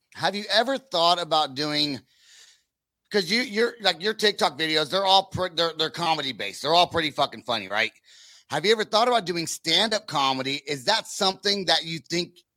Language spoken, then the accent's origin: English; Northern California, United States; now in Oklahoma, United States; I'm from California. I live in Oklahoma, but I am from, but I'm from Northern California